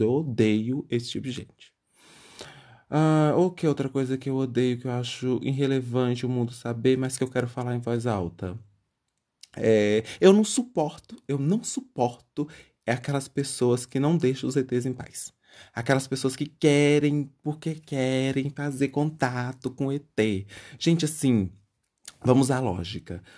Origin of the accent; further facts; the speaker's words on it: Bahia, Brazil; moved away; quando eu morava é, na Bahia, é, que eu sou baiano, graças a Deus, é, eu, na cidadezinha que eu morava, bem pequenininho